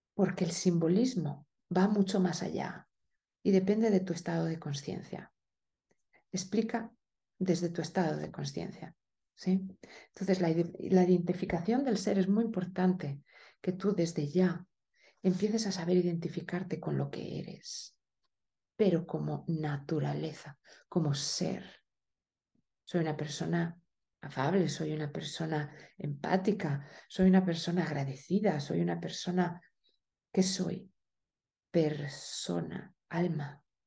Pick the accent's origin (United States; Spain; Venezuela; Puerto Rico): Spain; moved away; also born or lived in Italy; en España hablamos como de una manera muy directa, pero también muy agresiva